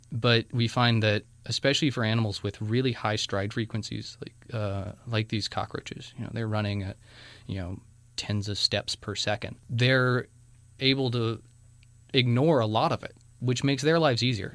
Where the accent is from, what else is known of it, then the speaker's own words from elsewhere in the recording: North Carolina, United States; from North Carolina.